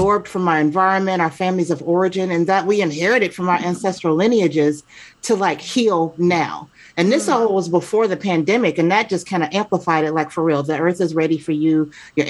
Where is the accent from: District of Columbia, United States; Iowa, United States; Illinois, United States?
Illinois, United States; Chicago; also born or lived in Atlanta / New Jersey / Seattle area; now in Seattle, United States; I was born and raised in Chicago, spent time in Atlanta, spent time in New Jersey, then back to Atlanta. And then now I am in the Pacific Northwest, right outside of Seattle